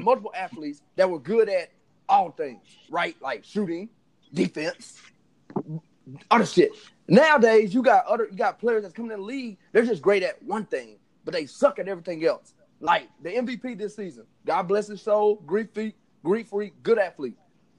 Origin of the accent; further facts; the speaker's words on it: Mississippi, United States; I'm from Mississippi. I'm not from this Alabama bullshit like Morris and Sean talking about.